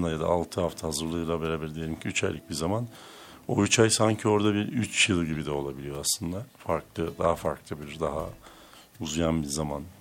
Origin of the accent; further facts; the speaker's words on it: Hopa, Artvin, Turkey; also born or lived in Trabzon / Istanbul; E, işte Artvin'de doğdum. Artvin Hopalıyım. E, ee, Trabzon Lisesi mezunuyum. Sonra İstanbul Üniversitesi'nde fizik okudum 4 yıl.